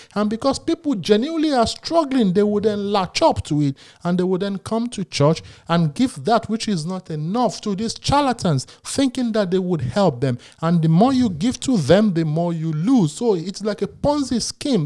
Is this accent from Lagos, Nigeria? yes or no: yes; Lagos, Nigeria; I was born in Lagos